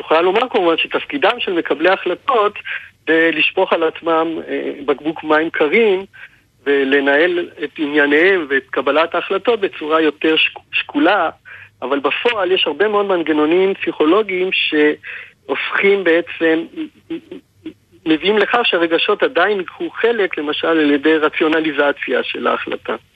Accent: Israel; כולנו כישראלים שחיינו אז

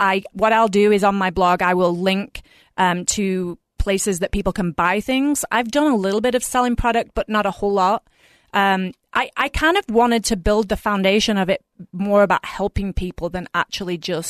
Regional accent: England, United Kingdom; moved away as an adult; So I moved from England about 20 years ago, and I did because I had family over here

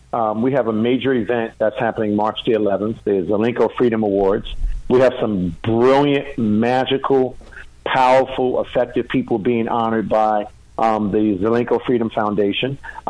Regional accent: United States; also born or lived in New Jersey; now in Wesley Chapel, United States; I'm in Wesley Chapel, and it's really been great. I'm enjoying Florida. I'm really enjoying Florida. Look, being a New Yorker and New Jerseyan, there's nothing better than Florida.

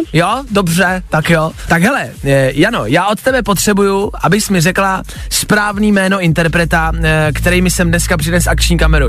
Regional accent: Czechia; jsme Češi

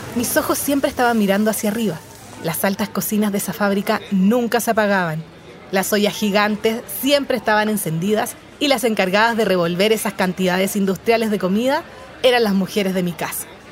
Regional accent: Santiago, Santiago Metropolitan Region, Chile; en esas calles angostas fue donde crecí. Yo nací en Chile

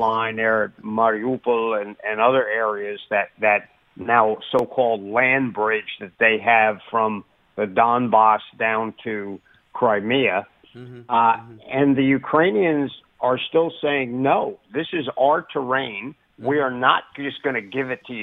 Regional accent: United States; as an American military person

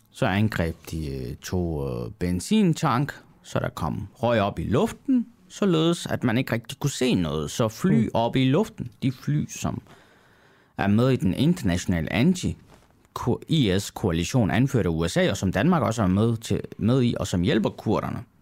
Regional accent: Turkey; Det faktum, at jeg så også selv taler kurdisk, jeg er selv kurder mm. fra øh, Tyrkiet og jeg taler samme dialekt, som øh, kurderne i Syrien gør.

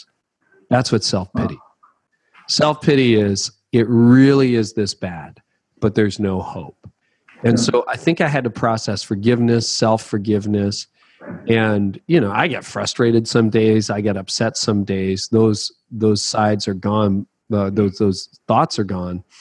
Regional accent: Canada; I'm Canadian

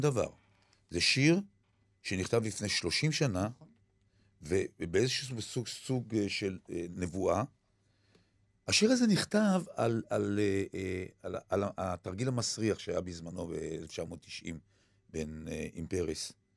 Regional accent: Kiryat Gat, Southern District, Israel; אני גדלתי בעיירת פיתוח

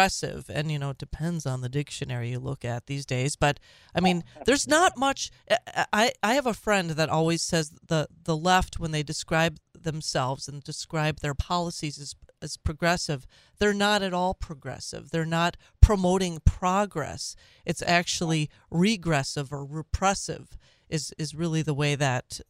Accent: Minnesota, United States; accent: Minnesota; our listeners can pick up my Minnesota accent

